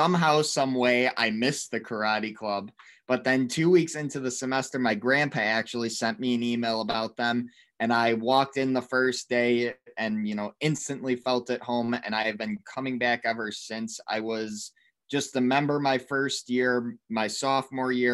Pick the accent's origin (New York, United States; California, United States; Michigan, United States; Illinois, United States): Michigan, United States; West Bloomfield; now in East Lansing, United States; I'm from West Bloomfield, Michigan